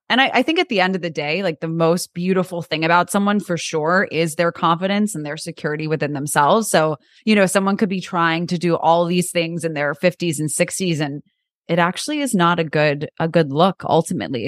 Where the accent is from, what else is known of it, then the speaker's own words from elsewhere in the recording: New York, United States; I'm from New York, so I think, uh, growing up in New York